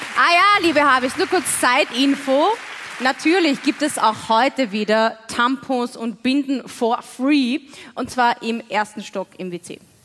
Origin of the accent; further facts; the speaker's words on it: Waldviertel, Lower Austria, Austria; ich komme aus dem Waldviertel